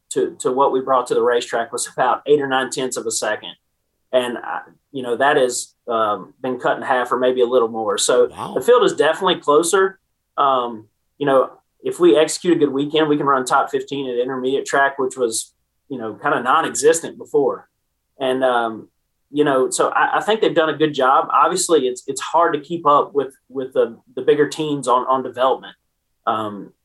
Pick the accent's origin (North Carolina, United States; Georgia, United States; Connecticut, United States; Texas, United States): North Carolina, United States; Winston-Salem; I grew up around Bowman Gray Stadium with him, working on his modifieds